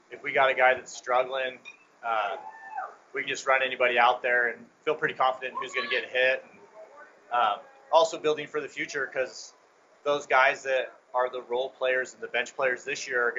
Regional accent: North Platte, Nebraska, United States; now in Kearney, United States; I'm originally from North Platte

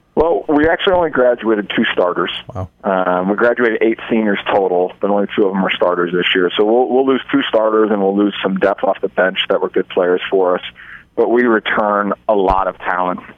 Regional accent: Omaha, Nebraska, United States; also born or lived in Hastings, Nebraska; I'm from Omaha, Nebraska

